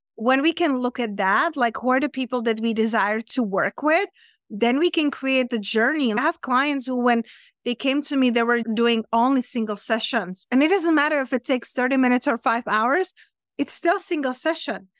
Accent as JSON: {"language": "English", "country": "Czechia", "also_born_or_lived": "London / Spain", "second_language": "English", "moved": "as an adult", "lives_now": "Las Vegas, United States", "said": "I'm originally from Czech Republic, from center of the Europe, but I live in London and then I live in Spain."}